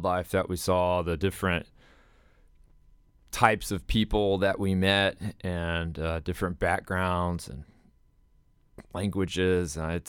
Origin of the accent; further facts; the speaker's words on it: Amarillo, Texas, United States; also born or lived in San Angelo, United States; Sure. I'm a Texan, West Texan.